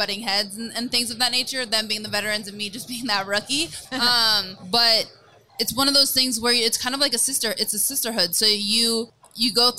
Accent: Bay Area, California, United States; it's my hometown. It's where I grew up

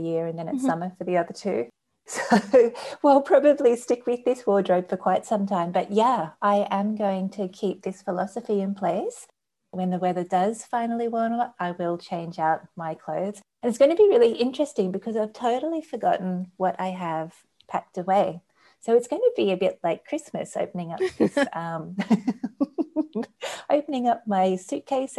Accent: Australia; being an Australian and a summer person

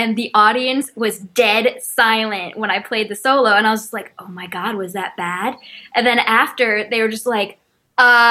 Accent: Windsor, Connecticut, United States; I'm actually from Windsor, Connecticut. There is not much of a music scene there, but I made it happen from an early age

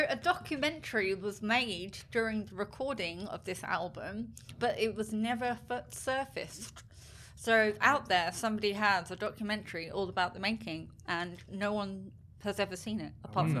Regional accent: England, United Kingdom; moved away as an adult; now in Australia; I'm very English. Yeah. So when this album came out, I had been in Australia for under 1 year.

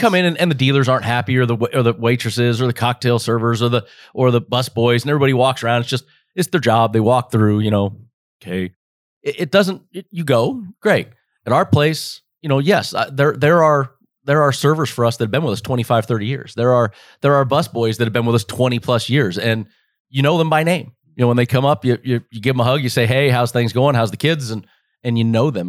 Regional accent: Las Vegas, Nevada, United States; this is born and raised for me. This is home.

